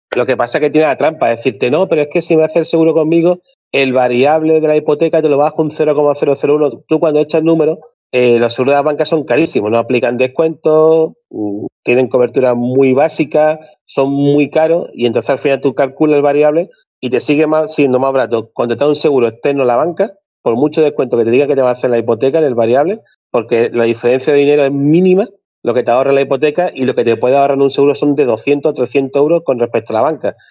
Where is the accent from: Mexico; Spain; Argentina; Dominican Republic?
Spain; cómo somos los españoles